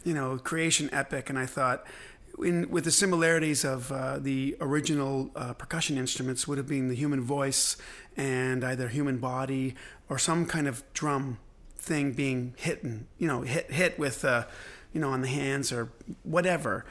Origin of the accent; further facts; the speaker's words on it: Belfast, Northern Ireland, United Kingdom; moved away; I was born in Belfast